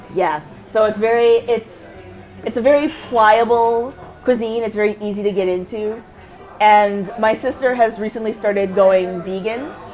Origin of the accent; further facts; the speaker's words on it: Canada; also born or lived in Windsor, Ontario; I never even really felt separate from being Canadian.